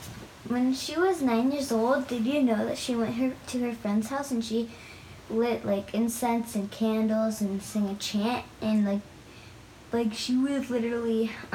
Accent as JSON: {"language": "English", "town": "Sparks", "country": "United States", "said": "we're from Sparks, California."}